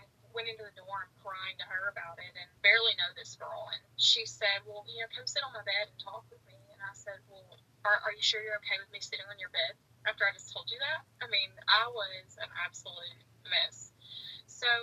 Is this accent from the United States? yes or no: yes; Chattanooga, Tennessee, United States; also born or lived in Kentucky; I'm from the Chattanooga area